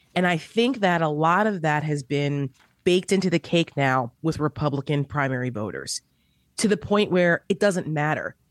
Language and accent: English; New Jersey, United States; I'm from New Jersey